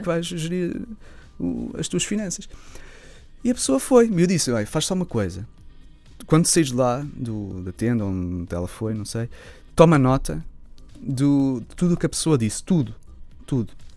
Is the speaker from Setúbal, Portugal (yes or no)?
no; Lisbon, Portugal; sendo Lisboeta